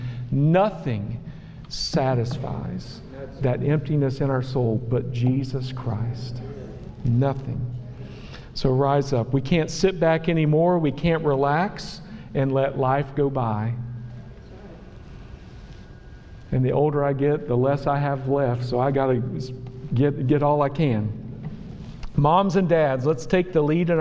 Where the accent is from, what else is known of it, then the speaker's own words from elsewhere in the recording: West Virginia, United States; I am from West Virginia